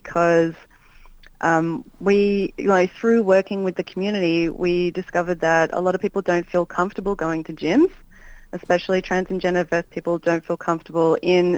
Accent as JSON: {"language": "English", "town": "Melbourne", "region": "Victoria", "country": "Australia", "tie": "born or raised there", "said": "I grew up in Melbourne"}